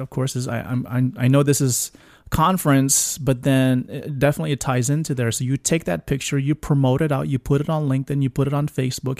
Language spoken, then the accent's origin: English; Florida, United States; I'm from Florida